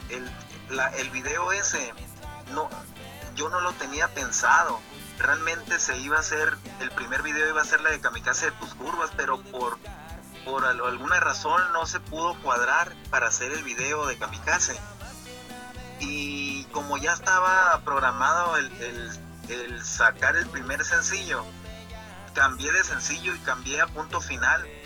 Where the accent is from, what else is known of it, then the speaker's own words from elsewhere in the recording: Guatabampo, Sonora, Mexico; la empecé precisamente el, el, año 95, allá en mi pueblo, en Guatabampo.